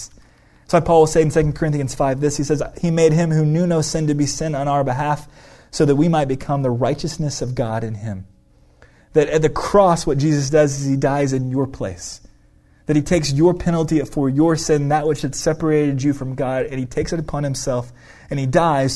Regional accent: United States; We as an American individualistic culture

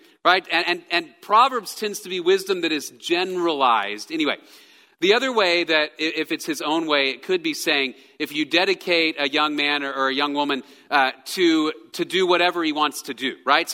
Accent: Texas, United States; I am a Texan. I grew up in Texas

